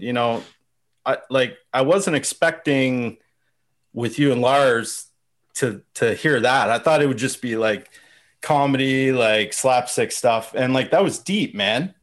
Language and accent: English; London, Ontario, Canada; I grew up in London, Ontario, which is where I'm, where I am here